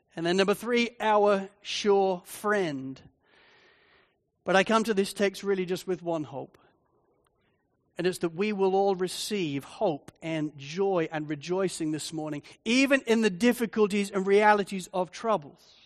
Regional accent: Spalding, East Midlands, United Kingdom; moved away as an adult; now in Australia; I was growing up in, in Spalding in Lincolnshire, in England, the whole area is completely flat.

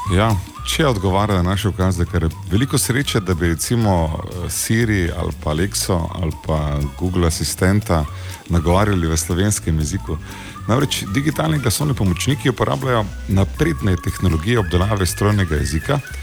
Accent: Slovenia

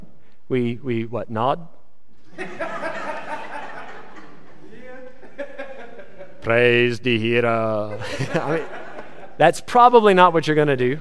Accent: United States; now in South Africa; I'm an American in South Africa

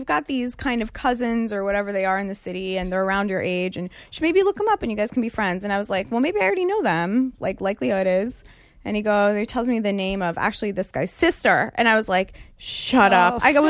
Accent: United States; also born or lived in Israel; My family's Israeli. I was born in Israel and was raised here, but my family's Israeli, so they're all over there.

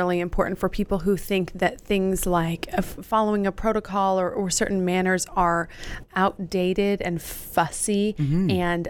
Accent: Idaho, United States; I'm not. I'm from Idaho. My parents are from California.

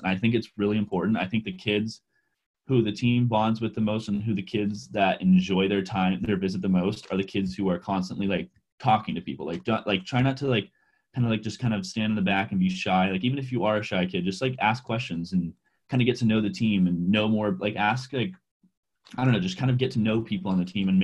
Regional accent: California, United States; moved away as an adult; also born or lived in Iowa; you're in California like me

